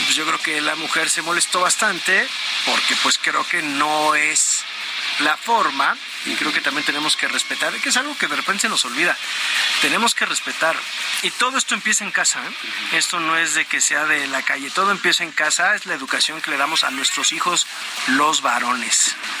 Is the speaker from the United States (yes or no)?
no; Mexico; somos también los mexicanos